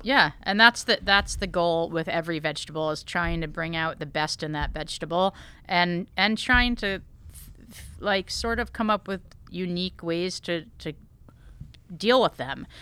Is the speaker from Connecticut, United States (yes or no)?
yes; Connecticut, United States; I grew up in Connecticut